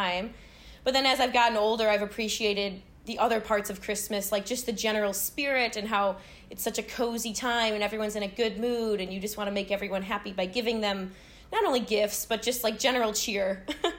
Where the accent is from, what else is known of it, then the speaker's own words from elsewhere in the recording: Chicago, Illinois, United States; I am from Chicago